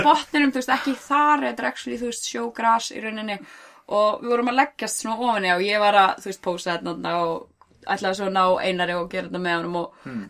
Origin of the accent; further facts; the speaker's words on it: Iceland; þú er frá Íslandi